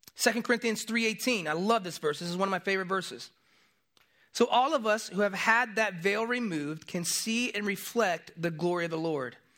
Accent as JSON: {"language": "English", "town": "Tampa", "region": "Florida", "country": "United States", "tie": "born or raised there", "moved": "yes", "said": "I grew up in Florida, I grew up in Tampa"}